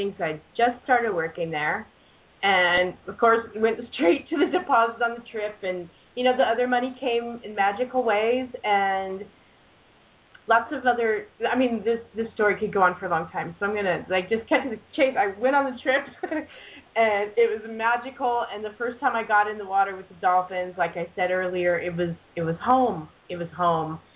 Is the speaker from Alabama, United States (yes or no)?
no; Southern California, United States; moved away as an adult; also born or lived in Santa Cruz, California; I was born here in Southern California, where I'm visiting until tomorrow morning